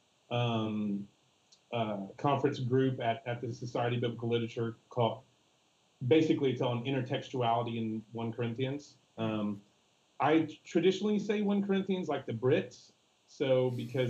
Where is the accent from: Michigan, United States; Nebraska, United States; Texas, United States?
Texas, United States; now in Milwaukee, United States; I'm a Texan through and through.